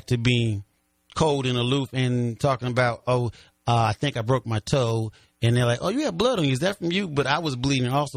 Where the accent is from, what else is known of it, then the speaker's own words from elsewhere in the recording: Chicago, Illinois, United States; now in St. Louis, United States; I'm from Chicago